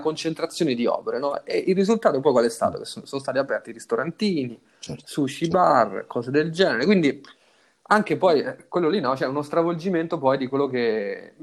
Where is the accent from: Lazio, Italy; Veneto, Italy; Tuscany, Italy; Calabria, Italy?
Lazio, Italy; Rome; moved away; io sono nato a Roma, cresciuto a Roma